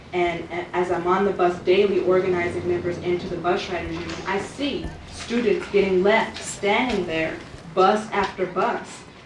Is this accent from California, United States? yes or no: yes; Los Angeles, California, United States; I grew up in Los Angeles